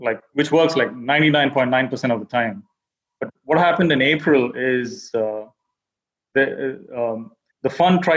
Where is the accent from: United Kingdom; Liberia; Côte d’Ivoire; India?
India; moved away as an adult; now in United States; I was born and raised in India, and then I came to the U.S. for my MBA, and that was around 10 years ago